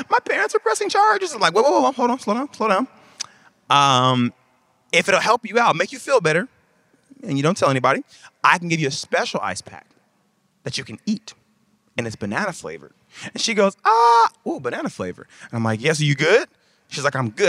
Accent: Mississippi, United States; now in Texas, United States; I come from Mississippi, and I live in Texas now

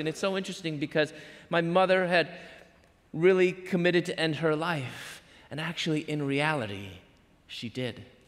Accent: Chicago, Illinois, United States; moved away as an adult; also born or lived in Louisville / Atlanta; I'm from Chicago

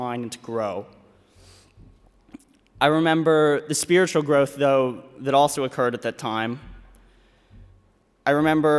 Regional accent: Louisville, Kentucky, United States; I'm from Louisville, Kentucky, and I am a finance major

